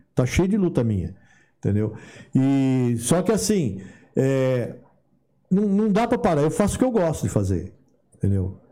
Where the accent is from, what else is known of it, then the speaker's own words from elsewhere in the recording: Brazil; moved away as an adult; also born or lived in Los Angeles, United States; saí no Brasil em 93. Quando eu saí do Brasil, eu já tava com mais de 30 anos.